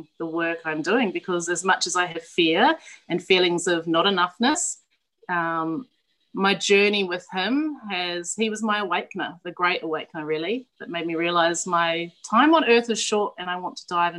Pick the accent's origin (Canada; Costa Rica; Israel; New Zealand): New Zealand; moved away as an adult; now in Australia; I'm originally from New Zealand. I grew up in the high country sheep farm of New Zealand, so I'm like a Kiwi cliche